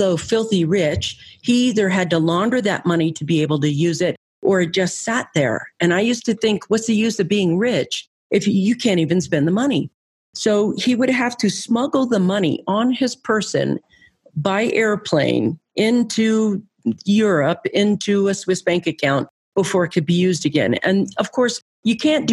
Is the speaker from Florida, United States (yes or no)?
no; San Francisco, California, United States; I grew up in California. I lived in San Francisco